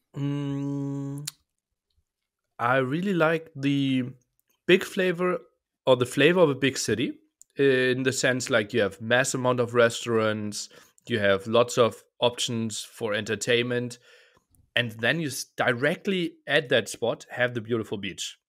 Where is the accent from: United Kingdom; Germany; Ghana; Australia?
Germany; eastern Germany; I was born in Eastern Germany